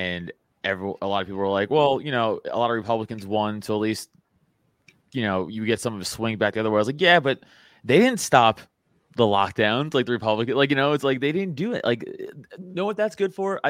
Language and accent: English; New York, United States; now in Philadelphia area, United States; I'm a New Yorker. I live outside of Philly now